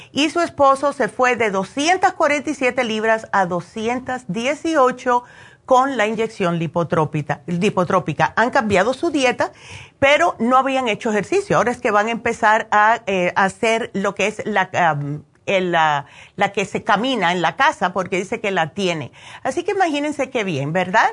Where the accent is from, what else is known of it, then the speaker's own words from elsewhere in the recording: New Jersey, United States; moved away; Yo que me crié en New Jersey